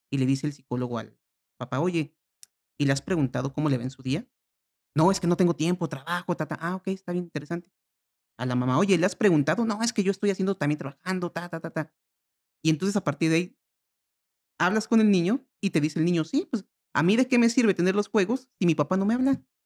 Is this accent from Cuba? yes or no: no; Mexico; yo como mexicano